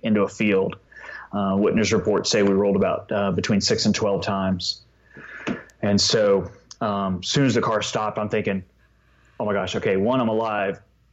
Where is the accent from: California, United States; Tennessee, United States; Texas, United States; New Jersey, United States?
Texas, United States; moved away; born and raised in Texas, always be a Texan at heart, and miss living there